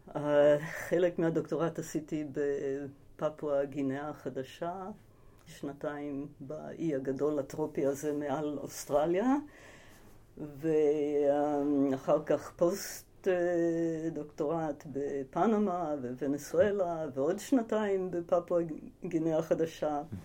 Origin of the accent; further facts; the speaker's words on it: Ramat HaSharon, Central District, Israel; also born or lived in United States / Tel Aviv; נולדתי בארצות הברית, אני אמריקאית במקור. אה, הגעתי לארץ בגיל שמונה עם המשפחה